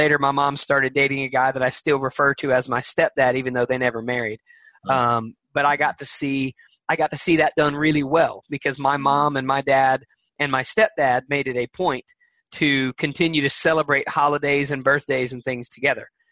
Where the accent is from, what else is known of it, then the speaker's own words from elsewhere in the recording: Alabama, United States; I am from Alabama